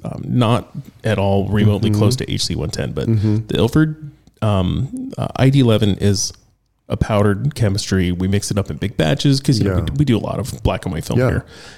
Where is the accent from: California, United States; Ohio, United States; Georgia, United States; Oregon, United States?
California, United States; Northern; The skateboarding scene 25 years ago in my hometown growing up in Northern California